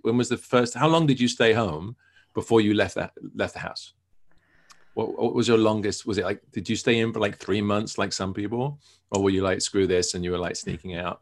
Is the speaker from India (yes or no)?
no; England, United Kingdom; born or raised there